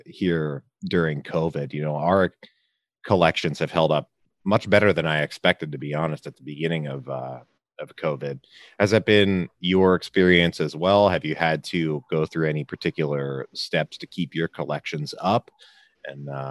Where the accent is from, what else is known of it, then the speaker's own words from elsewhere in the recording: Pennsylvania, United States; now in Virginia, United States; I grew up in Pennsylvania